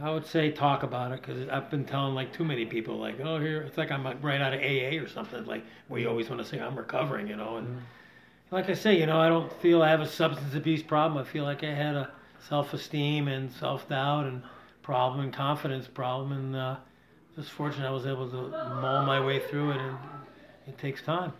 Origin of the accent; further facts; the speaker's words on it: Rochester, New York, United States; also born or lived in Las Vegas, Nevada; now in Campton, New Hampshire, United States; I grew up a city boy, Adam. I grew up in Rochester, New York